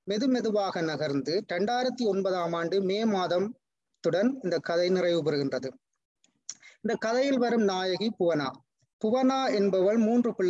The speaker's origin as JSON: {"language": "Tamil", "town": "Kuppilan", "region": "Northern Province", "country": "Sri Lanka", "tie": "born or raised there", "moved": "as an adult", "lives_now": "United States", "said": "நான் வந்து குப்லான் என்ற யாழ்ப்பாணத்தின் மிகச்சிறிய கிராமத்தில் பிறந்து வளர்ந்தவன்"}